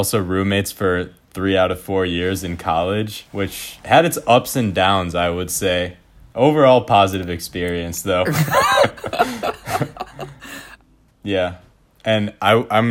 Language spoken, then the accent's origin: English; Farmington, Michigan, United States; also born or lived in Northville; we grew up in Farmington, and I moved to Northville in ninth grade